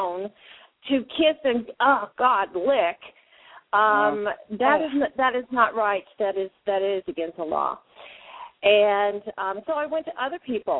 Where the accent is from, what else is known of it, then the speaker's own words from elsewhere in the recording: Arizona, United States; so it was beautiful here in Arizona. I'm from Arizona.